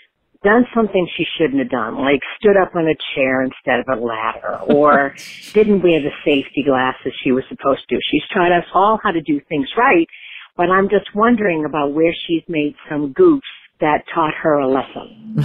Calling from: St. Petersburg, Florida, United States; I'm calling from St. Pete, Florida

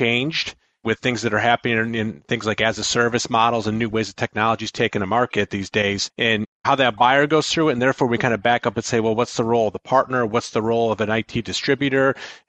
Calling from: Buffalo, New York, United States; I am calling in from my home office in Buffalo, New York.

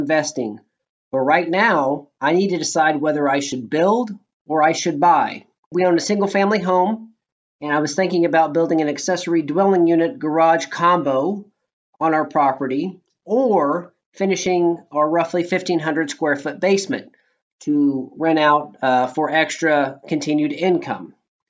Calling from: Kansas City, United States; I am calling from Kansas City.

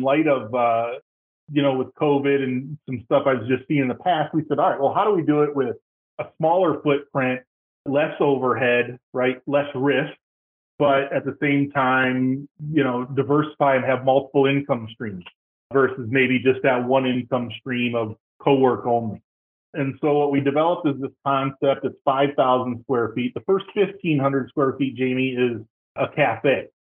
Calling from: Tampa, Florida, United States; I am just outside of Tampa in beautiful Florida.

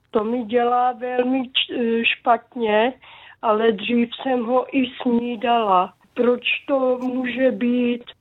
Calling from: Zlín Region, Czechia; jsem z Uhersko-Brodska, je mi 47 let a jsem epileptik.

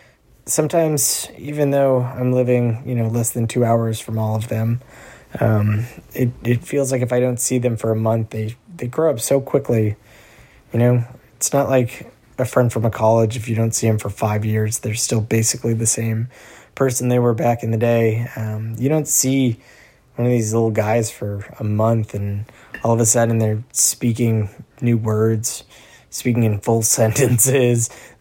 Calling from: Somerville, Massachusetts, United States; I'm checking in from Somerville, Massachusetts. I'm currently sitting in my bedroom in my apartment.

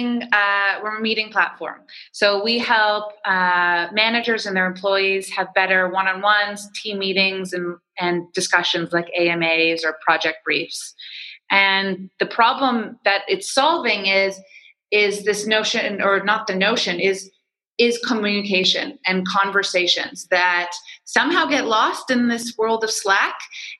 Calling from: Toronto, Ontario, Canada; I'm downtown in the tech bubble of Toronto, Canada.

